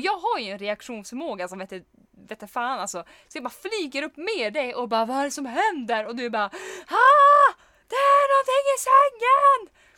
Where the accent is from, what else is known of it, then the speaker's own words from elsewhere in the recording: Norrland, Sweden; vi är norrlänningar, vi kan inte hantera insekter